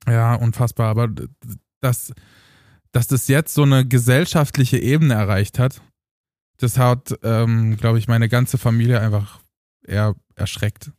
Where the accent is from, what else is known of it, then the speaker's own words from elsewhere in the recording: Eisleben, Saxony-Anhalt, Germany; moved away; damals in Eisleben in Sachsen